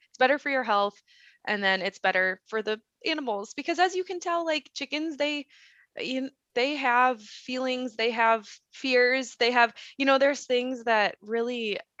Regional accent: Midwest, United States; now in Idaho, United States; I think we live in Idaho and it's very dry climate here compared to where I grew up in the Midwest.

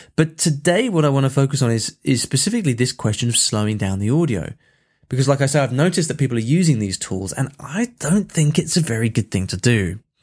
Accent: England, United Kingdom; I'm English

